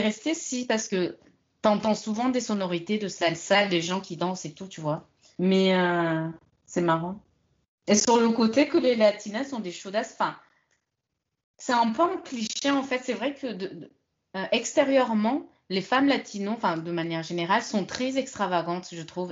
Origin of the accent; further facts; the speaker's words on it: France; also born or lived in London; je suis française